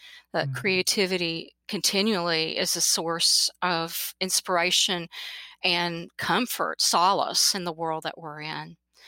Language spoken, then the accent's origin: English; Kentucky, United States; also born or lived in Kansas; I was born in Kansas because my dad was in the Air Force, but I moved back to Kentucky when basically I was 6 months old and lived in Eastern Kentucky.